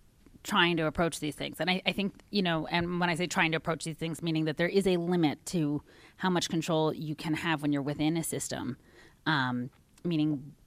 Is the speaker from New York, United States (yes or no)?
no; Washington, District of Columbia, United States; Yes, who was the shadow senator of my hometown for Washington